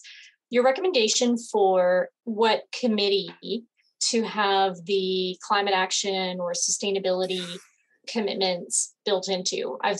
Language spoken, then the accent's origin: English; London, Ontario, Canada; I'm calling in from London, Ontario, in Canada.